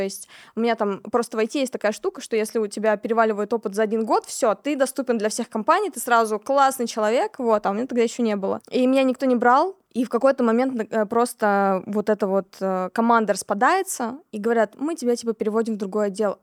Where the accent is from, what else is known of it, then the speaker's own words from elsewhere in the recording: Kemerovo, Kemerovo Oblast, Russia; moved away as an adult; also born or lived in Tomsk; now in Moscow, Russia; Я из города Кемерово. Это такой небольшой относительно городок в Сибири. Родилась я там, жила я там до 17 лет